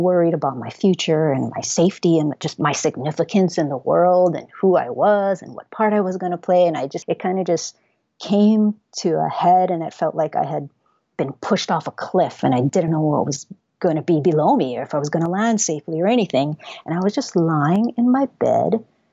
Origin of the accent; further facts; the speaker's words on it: Hawaii, United States; I was born and raised in Hawaii